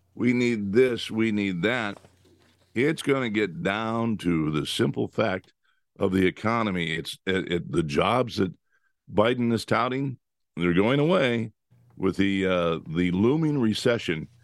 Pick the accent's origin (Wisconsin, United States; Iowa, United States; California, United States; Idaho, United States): California, United States; I grew up in California